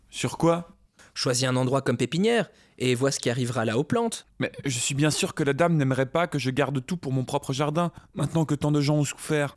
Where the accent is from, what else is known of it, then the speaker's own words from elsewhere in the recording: Belgium; on est belge